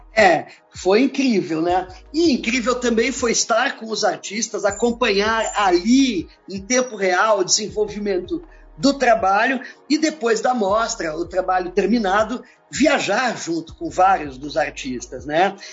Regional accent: Brazil; nos tratou como brasileiros, latino-americanos mesmo

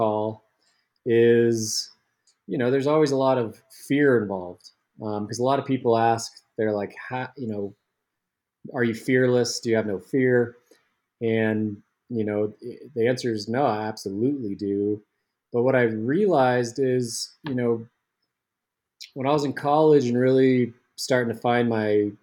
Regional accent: Salt Lake City, Utah, United States; growing up in Salt Lake City, Utah

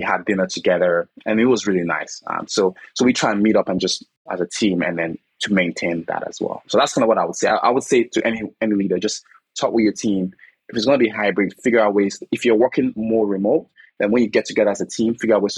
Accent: Nigeria; moved away; I'm originally from Nigeria

